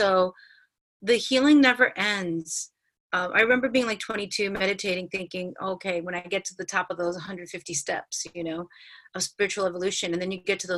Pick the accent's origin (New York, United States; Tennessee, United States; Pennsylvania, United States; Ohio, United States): New York, United States; New York City; growing up in New York City, like I've been living on my own in New York City since I'm 21